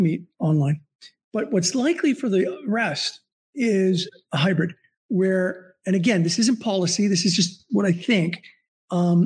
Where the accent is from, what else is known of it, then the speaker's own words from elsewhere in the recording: Southern California, United States; I grew up in Southern California